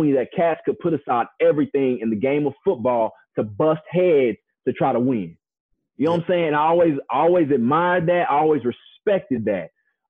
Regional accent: the South, United States; Keep in mind, I'm from the South. So our JCs down here have scholarships.

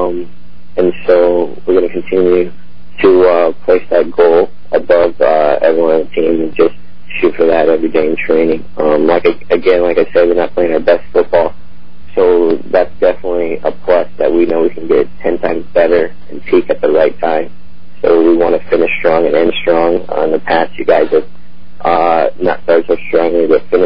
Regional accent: Colorado Springs, Colorado, United States; moved away; played on my club team growing up in Colorado Springs

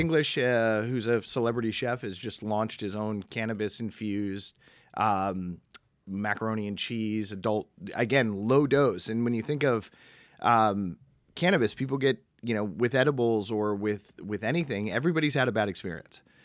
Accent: Boston, Massachusetts, United States; moved away; growing up in Massachusetts

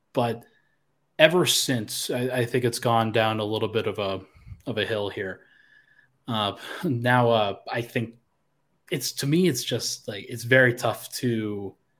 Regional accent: Colorado, United States; moved away; also born or lived in South Carolina; I was from Colorado in South Carolina

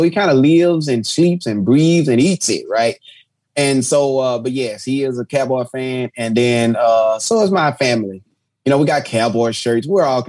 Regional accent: Texas, United States; because I'm from Texas.

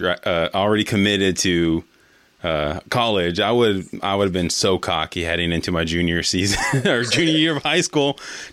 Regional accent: the Bay Area, California, United States; moved away; I'm actually originally from California, the Bay Area, though.

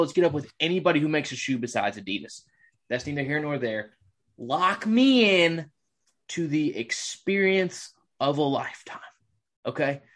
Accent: Bible Belt, the South, United States; I was raised in the Bible Belt

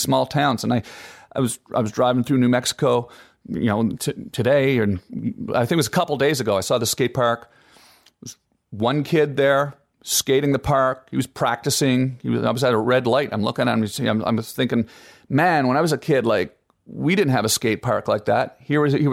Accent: Canada; as a kid growing up in Canada

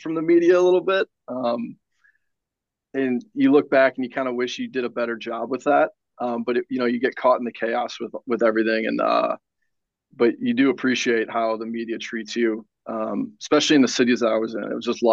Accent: St. Louis, Missouri, United States; I grew up in St. Louis

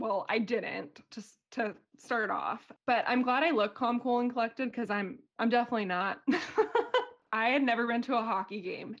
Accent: San Diego, California, United States; moved away as an adult; also born or lived in Boise, Idaho / Greenville, South Carolina / Syracuse, New York / Sweden; now in Austria; I am from San Diego originally, and I went to Boise State University for college

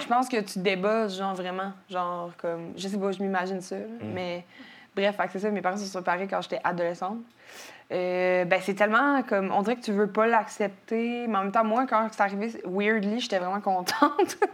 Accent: Quebec City, Quebec, Canada; je suis née à Jeffrey Hill, un, un hôpital qui est euh, entre le Vieux puis Sainte-Foy à Québec.

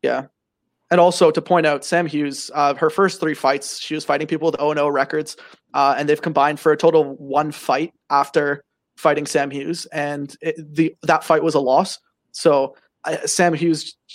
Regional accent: Canada; I'm Canadian

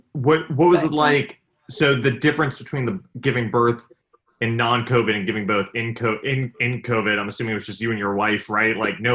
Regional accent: New York, United States; I'm actually from New York.

